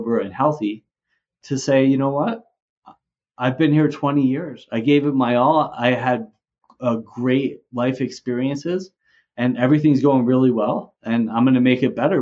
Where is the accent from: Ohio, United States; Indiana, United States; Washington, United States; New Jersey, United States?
New Jersey, United States; moved away as an adult; also born or lived in Vermont; now in Mexico; I grew up originally in New Jersey